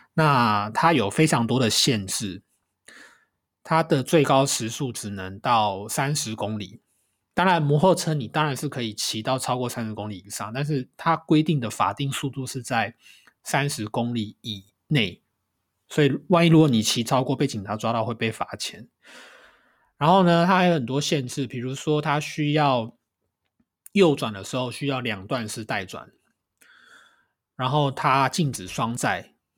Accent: Taiwan; moved away as an adult; now in Kanagawa, Japan; 欢迎回到这个礼拜的神奈川台湾郎，

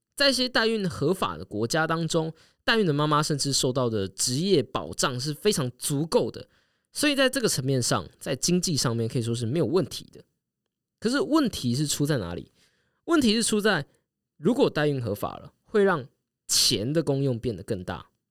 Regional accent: Taiwan; 我台湾人

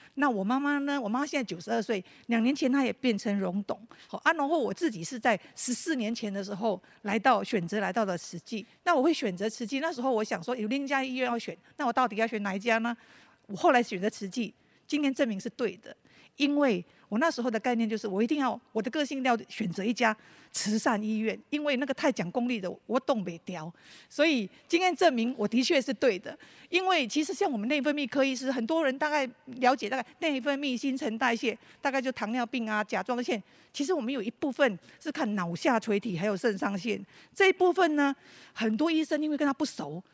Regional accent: Malaysia; moved away as an adult; now in Taiwan; 我是马来西亚的侨生，然后我大概高中毕业就来台湾了

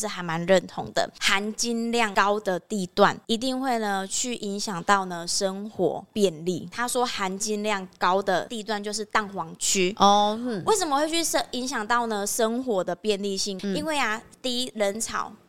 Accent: Kaohsiung, Taiwan; 比如说像我们高雄人武有哪几块是公办？

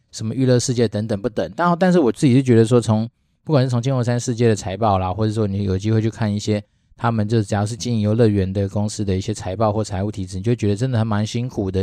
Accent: Taiwan; 身为一个台湾人

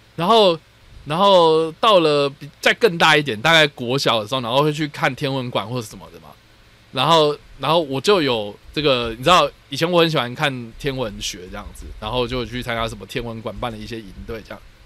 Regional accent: Taipei, Taiwan; 我在台北长大的小孩

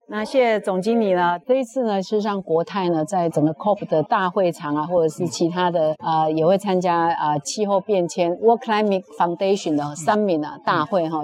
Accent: Taiwan; 我来自我们台湾的国代金控

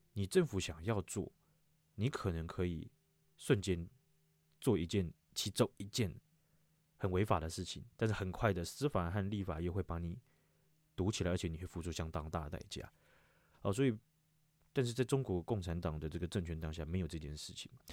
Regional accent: Taiwan; 身为一个台湾人

